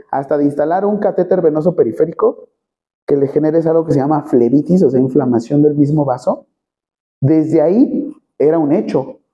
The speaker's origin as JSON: {"language": "Spanish", "country": "Mexico", "said": "Nosotros somos mexicanos"}